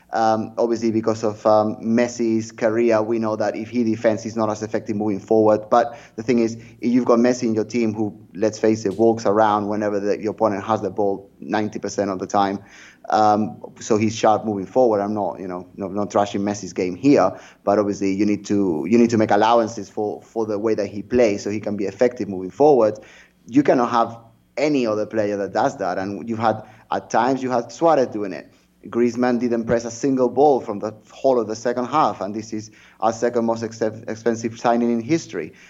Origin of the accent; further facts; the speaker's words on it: near Sabadell, Catalonia, Spain; very close to my hometown